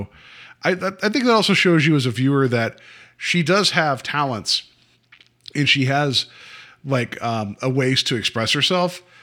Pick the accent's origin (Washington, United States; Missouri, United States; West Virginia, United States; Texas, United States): West Virginia, United States; now in Ohio, United States; where I grew up in West Virginia, there would be no phone calls.